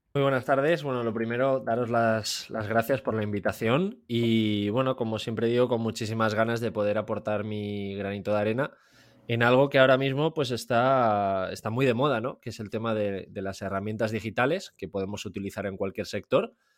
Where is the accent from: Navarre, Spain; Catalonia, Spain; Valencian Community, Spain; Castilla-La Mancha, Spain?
Valencian Community, Spain; Valencia; moved away as an adult; now in Austria; yo soy de Valencia, pese a que ahora vivo en, vivo en Austria